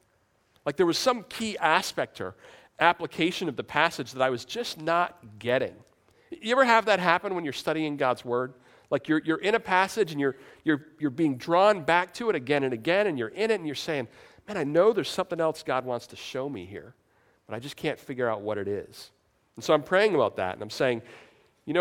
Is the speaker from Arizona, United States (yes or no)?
no; New York, United States; I'm from New York